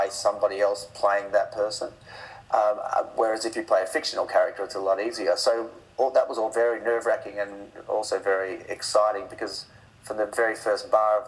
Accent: Perth, Western Australia, Australia; I was brought up in Perth sort of in the 70s

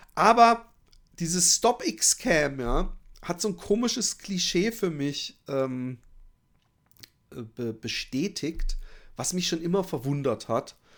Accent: Germany; accent: German; moved away as an adult; now in Netherlands; habe ich einen, auf jeden Fall einen deutschen Akzent

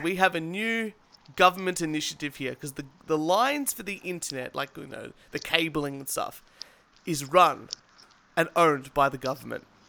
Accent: Australia; I, as an Australian, using an ISP

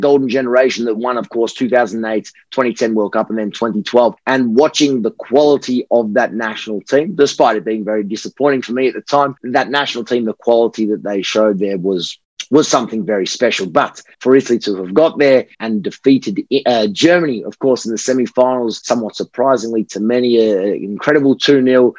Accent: Australia; my Italian background, I am Australian born, but my, my Italian background

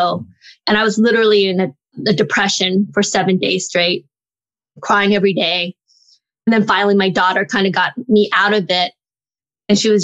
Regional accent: Los Angeles, California, United States; also born or lived in Stanford University; I grew up in like in Inglewood and Hawthorne, California and Los Angeles.

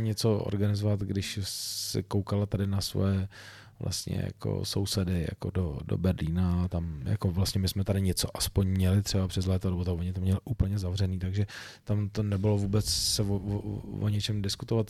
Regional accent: Czechia; u nás v Čechách

